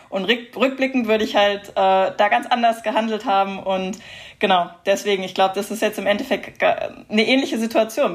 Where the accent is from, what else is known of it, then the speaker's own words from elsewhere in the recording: Heidelberg, Baden-Württemberg, Germany; Ich komme aus Heidelberg